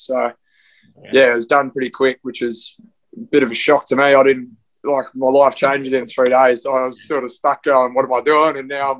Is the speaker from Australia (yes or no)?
yes; Western Australia, Australia; also born or lived in Melbourne, Victoria; I was born in Melbourne, grew up in West Australia.